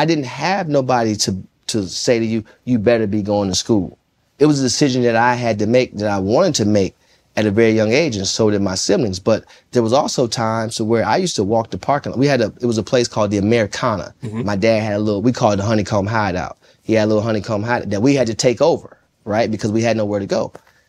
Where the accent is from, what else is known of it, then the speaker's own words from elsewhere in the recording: Jonesboro, Arkansas, United States; I'm coming from Jonesboro, Arkansas.